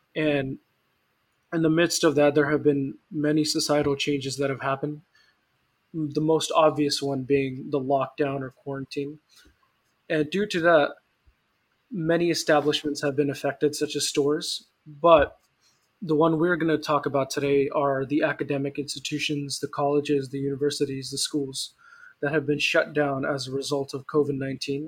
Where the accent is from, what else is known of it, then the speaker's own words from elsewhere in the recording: Stockton, California, United States; Stockton hot weather, which is where I live right now. It's my hometown